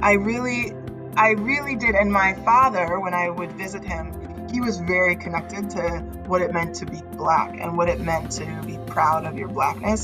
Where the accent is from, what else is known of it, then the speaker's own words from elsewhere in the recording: Northern California, United States; I grew up in Northern California, um, born and raised